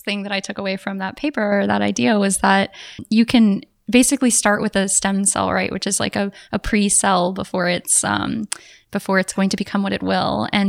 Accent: South Texas, United States; same for me as a South Texan.

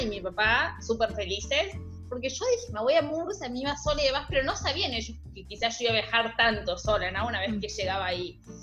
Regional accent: Argentina; yo también soy argentina

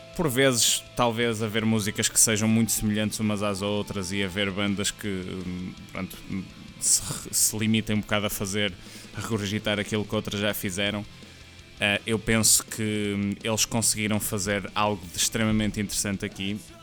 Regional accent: Portugal; sendo nós portugueses

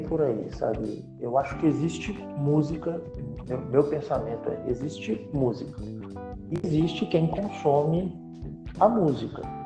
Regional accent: São Paulo, Brazil; moved away as an adult; now in Brasília, Brazil; eu sou natural de São Paulo, é, eu saí de São Paulo para vir a Brasília

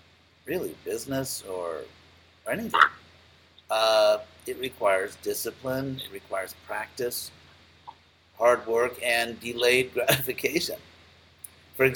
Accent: Los Angeles, California, United States; moved away; I grew up in Los Angeles

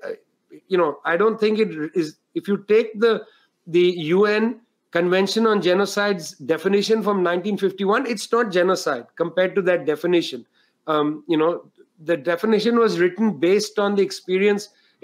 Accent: India; I grew up in India

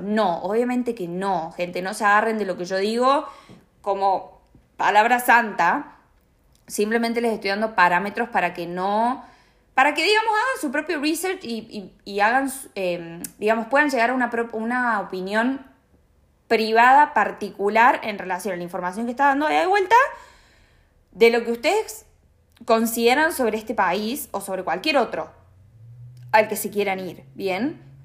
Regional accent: Argentina; now in Australia; nosotros como argentinos, como latinoamericanos

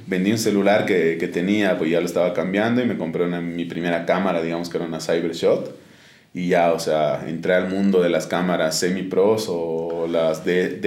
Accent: Oruro, Bolivia; moved away as an adult; now in La Paz, Bolivia; eh, yo nací en Oruro en 1994, actualmente tengo 27 años. Eh, estudié en Oruro, terminé el colegio en el Colegio Alemán de, Oruro y de ahí me, me vine a La Paz a mis 18 años

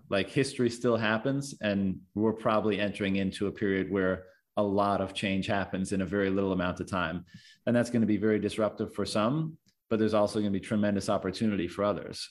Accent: Newfoundland and Labrador, Canada; moved away; I'm from Newfoundland originally

